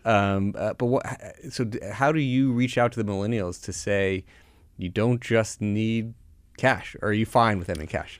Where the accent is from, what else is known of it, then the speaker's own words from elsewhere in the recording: Florida, United States; I grew up down in Florida